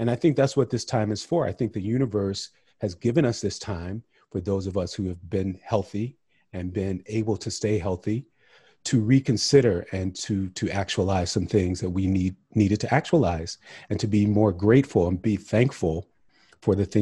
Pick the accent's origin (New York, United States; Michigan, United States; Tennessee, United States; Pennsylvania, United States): Pennsylvania, United States; Pittsburgh area suburbs; I grew up pretty much outside the Pittsburgh area in the suburbs